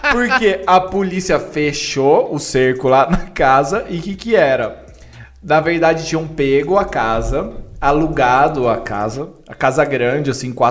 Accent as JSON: {"language": "Portuguese", "town": "Avaré", "region": "São Paulo", "country": "Brazil", "said": "as pessoas já sabem que eu sou de Avaré, interior de São Paulo."}